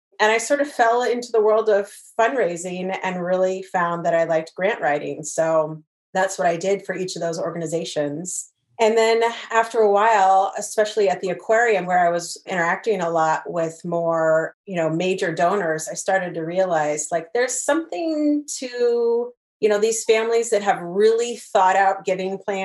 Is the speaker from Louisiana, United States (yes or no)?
no; Portland, Oregon, United States; also born or lived in Ohio / Delaware; I grew up in the Portland area